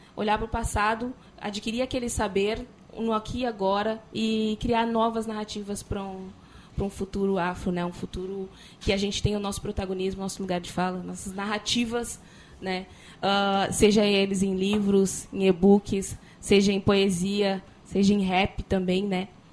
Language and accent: Portuguese; Porto Alegre, Rio Grande do Sul, Brazil; Sou da, eu venho da Restinga, sou num bairro periférico da Restinga